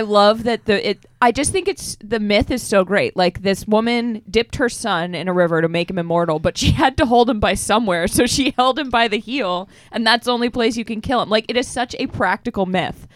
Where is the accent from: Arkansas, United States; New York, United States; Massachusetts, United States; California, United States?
Massachusetts, United States; Boston; I'm from Boston